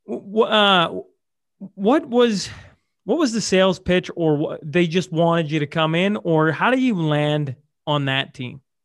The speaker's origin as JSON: {"language": "English", "town": "Hillmond", "region": "Saskatchewan", "country": "Canada", "tie": "born or raised there", "said": "Hillmond uh, is my hometown."}